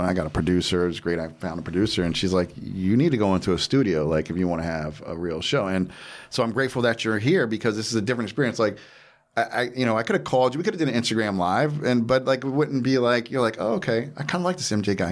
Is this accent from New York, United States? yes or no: no; Jersey Shore, New Jersey, United States; I'm from the Jersey Shore